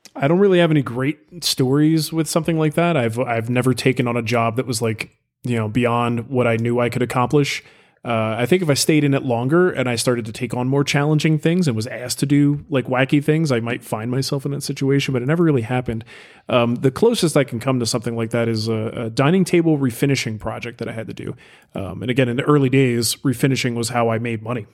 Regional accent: United States; I'm an American

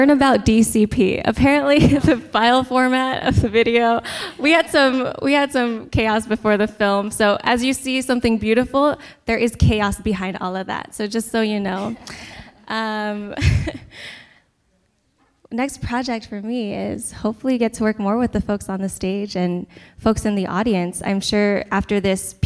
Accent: United States; as a Pinay, as a Filipino American

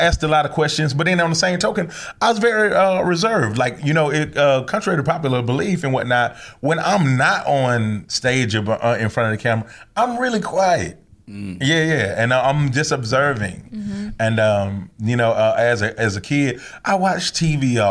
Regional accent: Atlanta, Georgia, United States; I'm from Atlanta too

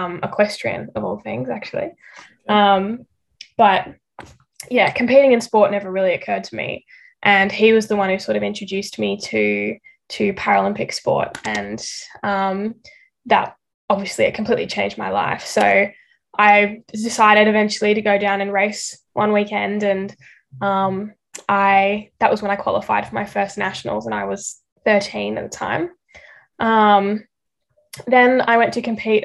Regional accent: Melbourne, Victoria, Australia; I grew up in Melbourne

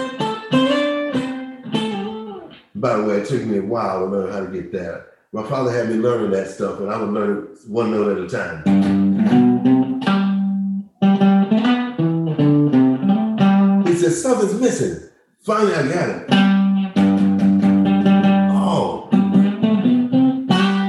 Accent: Kansas City, Kansas, United States; moved away; This is in Kansas City, Kansas

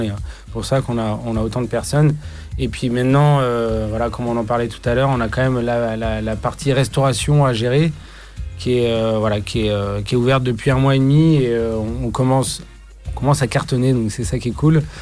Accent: Brittany, France; chez nous, en Bretagne

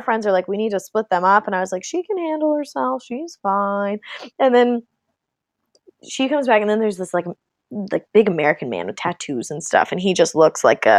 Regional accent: Canada; I am Canadian.

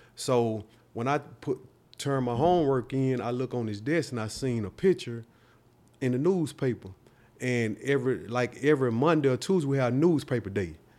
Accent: Nashville, Tennessee, United States; born and raised here in Nashville

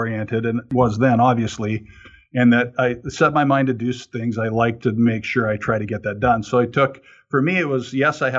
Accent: near Calgary, Alberta, Canada; where I grew up in near Calgary, Alberta, Canada

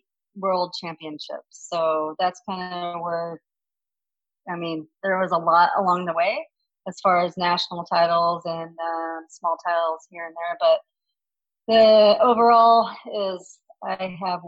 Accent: Lake Havasu City, Arizona, United States; I grew up in Lake Havasu, and the finals are held in our hometown

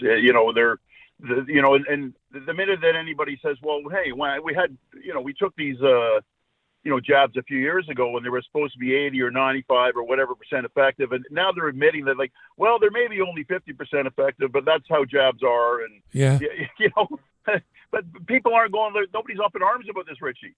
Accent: Scotland, United Kingdom; now in Vancouver, Canada; And I'm Scottish by birth

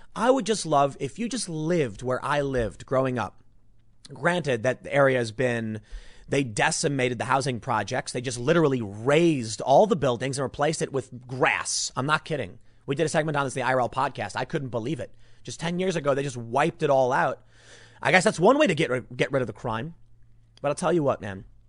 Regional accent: Chicago, Illinois, United States; moved away; growing up in Chicago

